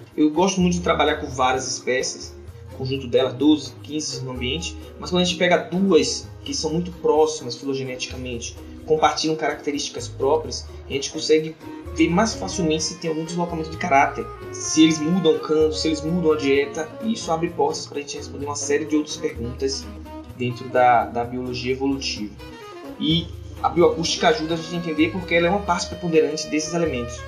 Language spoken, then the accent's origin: Portuguese; Salvador, Bahia, Brazil; Eu sou natural de Salvador, no estado da Bahia